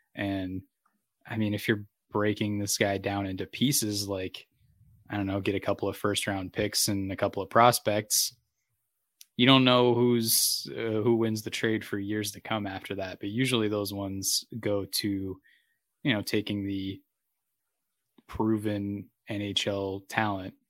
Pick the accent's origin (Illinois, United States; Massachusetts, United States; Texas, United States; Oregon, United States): Massachusetts, United States; now in San Diego, United States; my hometown UMass Minute Women